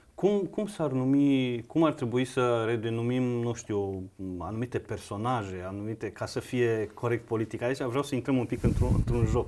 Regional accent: Banat, Romania; eu m-am născut în Banat, într-o uh, comunitate de sârbi, într-un sat de sârbi

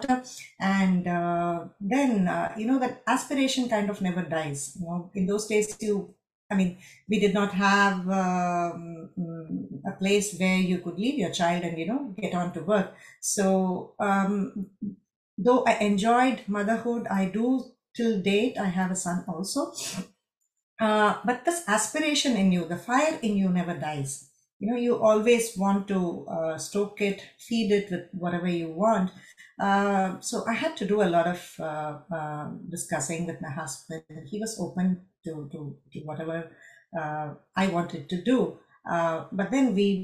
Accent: Madurai, Tamil Nadu, India; first language Tamil; English is a second language; moved away as an adult; also born or lived in Chennai, India; now in Frankfurt, Germany; My childhood was predominantly in Madurai, a small town

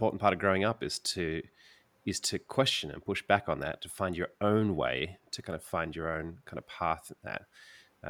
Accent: Sydney, New South Wales, Australia; I grew up in Sydney

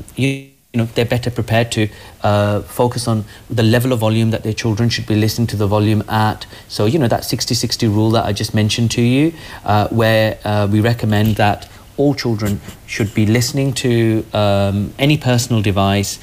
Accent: Birmingham, West Midlands, United Kingdom; also born or lived in Nottingham; I am from Birmingham

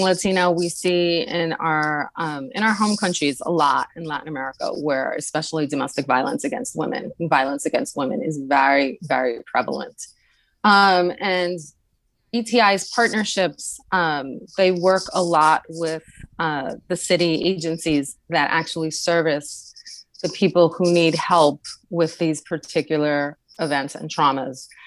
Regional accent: New York City, New York, United States; I am a native to New York City, where I currently live

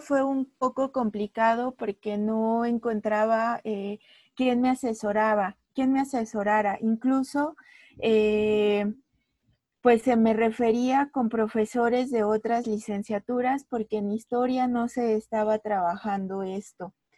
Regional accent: Mexico City, Mexico; soy de la Ciudad de México.

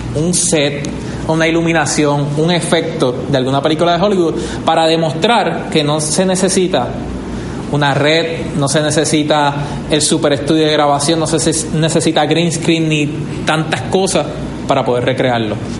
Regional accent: Vega Baja, Puerto Rico; Yo soy de Vega Baja.

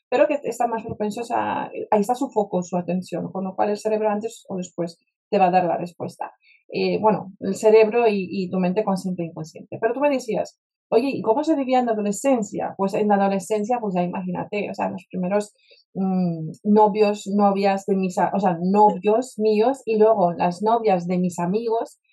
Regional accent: Warsaw, Masovian Voivodeship, Poland; Spanish is a second language; moved away as an adult; also born or lived in United States; now in Spain; yo me crié en Varsovia, en Polonia

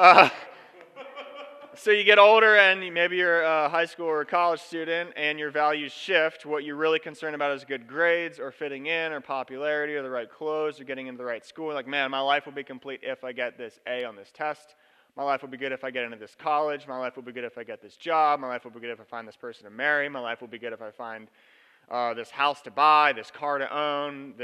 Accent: Lancaster, Pennsylvania, United States; now in Central Oregon, United States; I grew up in Lancaster, Pennsylvania. I live in Central Oregon now

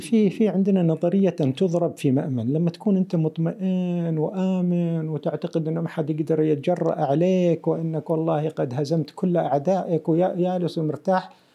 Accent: United Arab Emirates

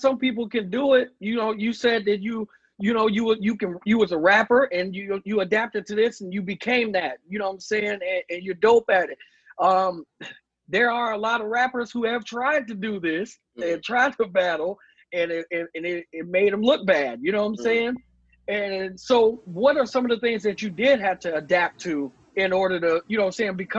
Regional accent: Midwest, United States; the Midwest, so hearing that bar, I grabbed my boy next to me.

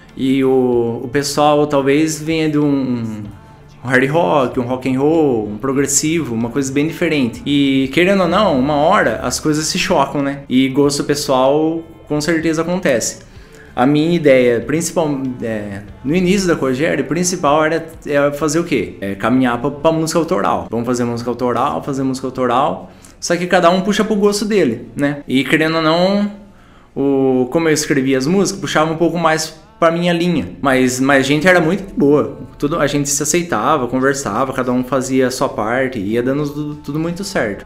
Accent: Torrinha, São Paulo, Brazil; also born or lived in Brotas; sou de Torrinha, com o pé em Brotas

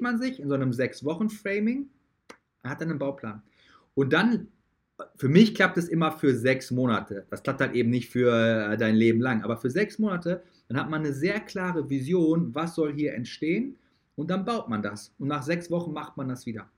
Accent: Dortmund, North Rhine-Westphalia, Germany; also born or lived in United States; wo ich früher gewohnt habe, wo ich herkomme

